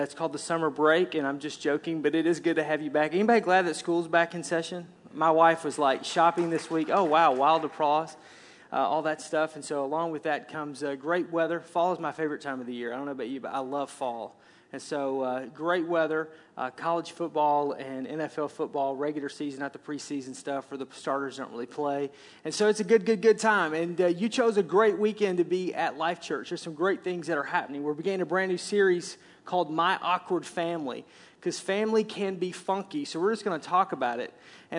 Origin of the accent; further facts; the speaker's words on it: Arkansas, United States; For me, again, I grew up in Arkansas, thus the accent, which I'm told when I go back south that I don't have an accent anymore.